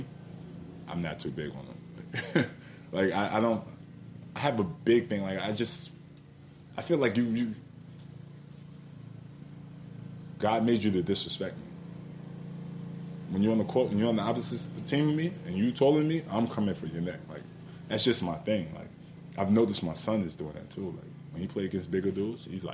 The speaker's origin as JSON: {"language": "English", "area": "Long Island", "region": "New York", "country": "United States", "said": "I'm coming from Long Island."}